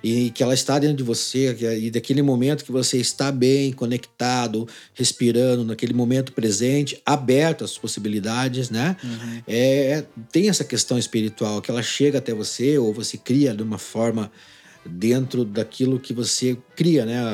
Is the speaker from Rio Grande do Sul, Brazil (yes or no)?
no; Ponta Grossa, Paraná, Brazil; also born or lived in Jaguariaíva, Paraná / Arapoti, Paraná; Eu nasci em Jaguariaíva, aqui no interior do Paraná. E aí fui para Araputi e fiquei até uns nove anos de idade lá. Então, quando eu, é, a gente veio para Ponta Grossa, meu pai veio trabalhar para cá